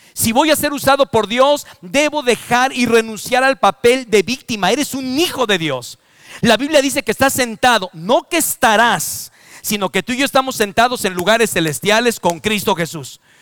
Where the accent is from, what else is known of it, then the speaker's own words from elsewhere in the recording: Mexico; Yo soy mexicano por adopción, por nacimiento, por todas las maneras y formas. Nací en México, amo a mi país